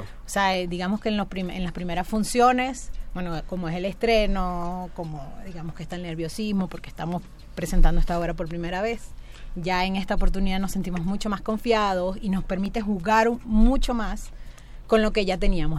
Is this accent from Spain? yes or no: no; Maracaibo, Zulia, Venezuela; moved away as an adult; now in Mexico; yo soy venezolana y bueno, desde que tengo 16 años, ahorita tengo 35, este, estoy haciendo teatro en, Maracaibo, en mi ciudad